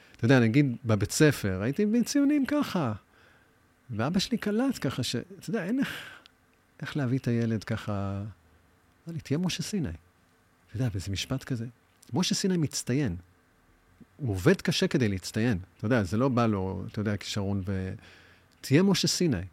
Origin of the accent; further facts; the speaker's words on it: Tel Aviv, Tel Aviv District, Israel; also born or lived in New York, United States; אני בא משכונה, קוראים לה תוכנית למד בתל אביב. אני בבית ספר היסודי משחק כדורגל